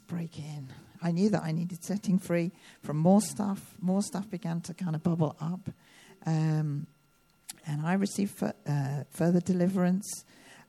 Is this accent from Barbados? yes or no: no; United Kingdom; I'm a Brit